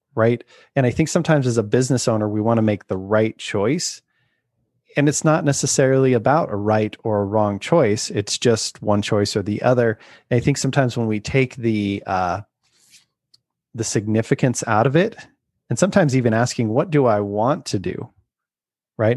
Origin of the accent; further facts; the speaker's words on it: Utah, United States; I grew up in Utah